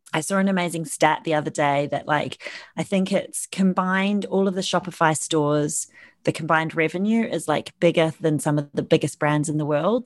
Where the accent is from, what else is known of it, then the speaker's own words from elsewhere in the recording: New Zealand; moved away as an adult; now in London, United Kingdom; I'm originally from New Zealand